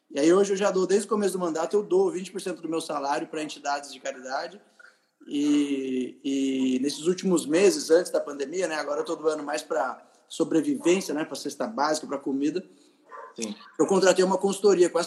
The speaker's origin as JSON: {"language": "Portuguese", "town": "Taubaté", "region": "São Paulo", "country": "Brazil", "tie": "born or raised there", "also_born_or_lived": "Tremembé / United States", "said": "Eu nasci em Tremembé, sou Vale Paraibano. Eu nasci em Tremembé. Eu morei eh, grande parte da minha vida em Taubaté, onde eu moro hoje, né? Então, morei até os 16 anos em Taubaté."}